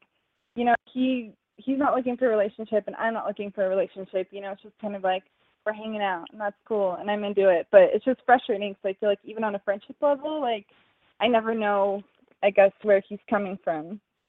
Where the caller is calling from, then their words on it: Denver, Colorado, United States; also born or lived in Wyoming; I'm 23, and I'm actually calling from Wyoming, but I live in Denver.